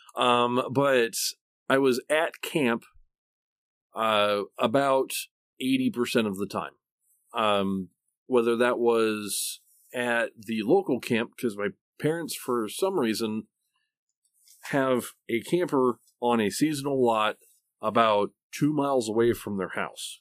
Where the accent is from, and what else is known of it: Oklahoma, United States; accent: Okie; also born or lived in Michigan